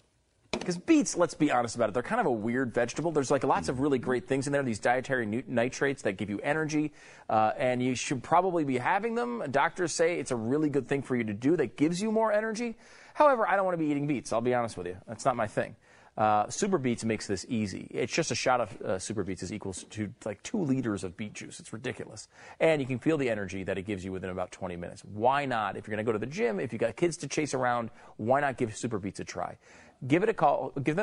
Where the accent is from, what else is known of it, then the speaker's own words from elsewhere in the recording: Canada; I mean, first of all, I'm a Canadian sports celebrity.